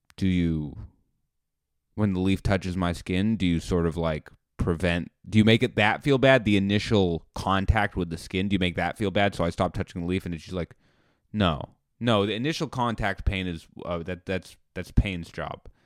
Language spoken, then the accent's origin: English; United States; I'm an American.